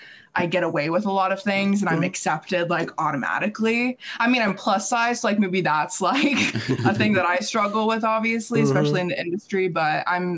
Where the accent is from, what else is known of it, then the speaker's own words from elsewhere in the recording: Laredo, Texas, United States; I am white, but I grew up in Laredo